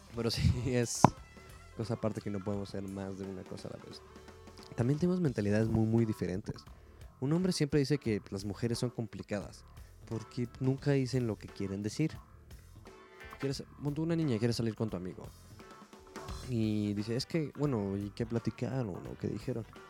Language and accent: Spanish; Mexico; Es lo que nos toca hacer a los mexicanos. Somos chingones